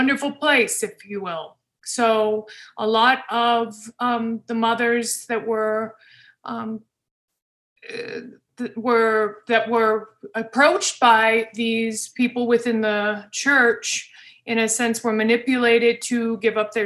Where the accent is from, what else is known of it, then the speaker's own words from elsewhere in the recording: Colorado, United States; I was born in Colorado